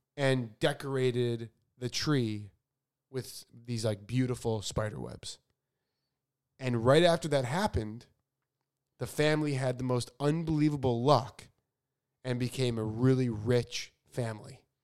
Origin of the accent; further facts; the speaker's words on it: Chicago, Illinois, United States; so I grew up in Chicago where it is frickin' freezing.